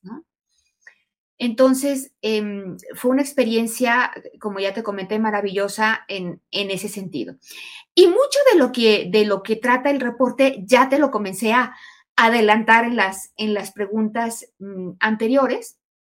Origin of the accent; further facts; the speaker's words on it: Mexico; also born or lived in Aguascalientes, Mexico; fui la única mexicana en la Comisión Internacional para los Futuros de la Educación